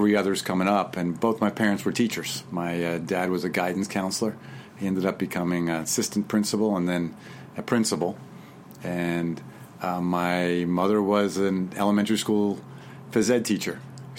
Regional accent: Long Island, New York, United States; I was raised in Long Island, New York, back in the days when it was pretty rural

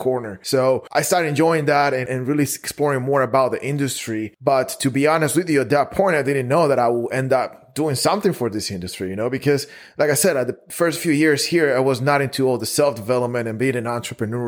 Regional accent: Guatemala; moved away as an adult; now in Dallas, United States; I'm originally from Guatemala. I moved to the United States 7 years ago

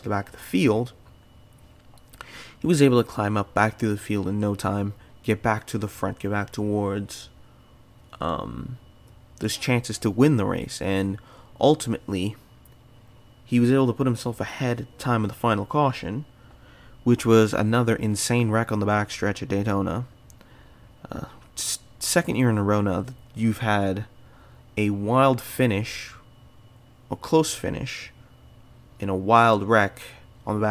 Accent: Canada; being Canadian

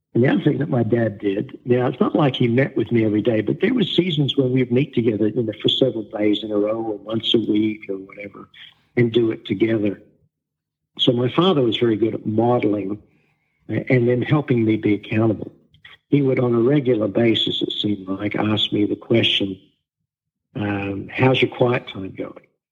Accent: Australia; now in Wichita, United States; I was born and raised in Australia

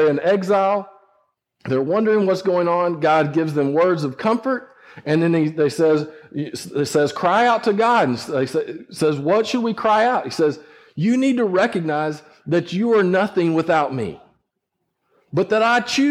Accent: West Texas, United States; growing up in West Texas, I worked sheep

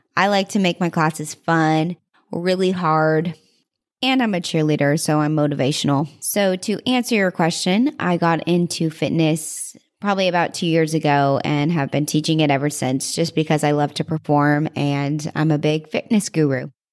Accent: Fort Worth, Texas, United States; now in Arizona, United States; I was born in Fort Worth, Texas.

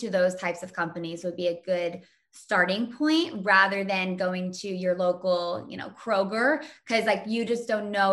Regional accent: Indiana, United States; I was born and raised in Indiana

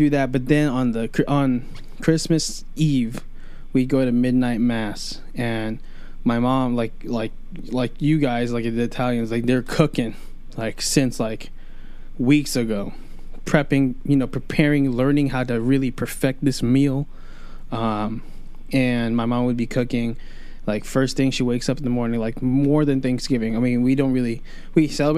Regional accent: New York City, New York, United States; I was born in Queens, New York

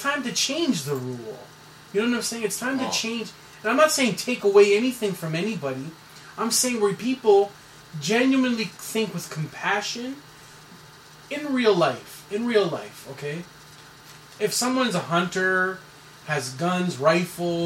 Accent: Canada; I'm a Canadian citizen

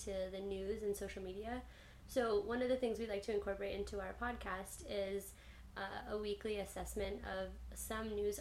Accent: Connecticut, United States; moved away as an adult; also born or lived in Boston / Grenada; I am originally from Connecticut, which is a small state in the northeast of the U.S. I lived there for like all through high school

